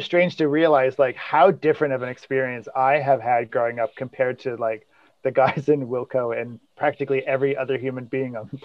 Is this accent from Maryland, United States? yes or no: no; Atlantic Highlands, New Jersey, United States; also born or lived in Glen Ridge, New Jersey; my parents moved to Atlantic Highlands